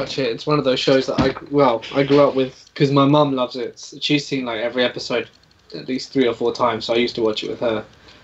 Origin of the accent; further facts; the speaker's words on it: England, United Kingdom; I'm not from the U.S. I'm from England